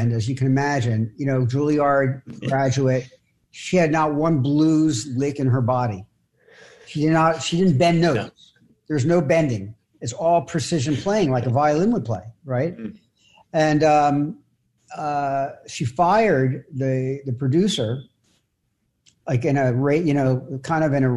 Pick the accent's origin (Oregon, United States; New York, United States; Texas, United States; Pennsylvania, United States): Pennsylvania, United States; Philadelphia; I'm from Philadelphia. We boot Santa Claus